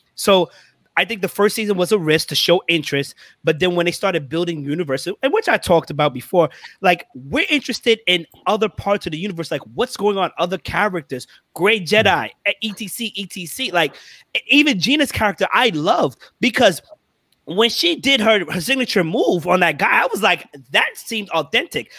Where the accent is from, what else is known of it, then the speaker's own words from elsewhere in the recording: New York City, New York, United States; I'm from Brooklyn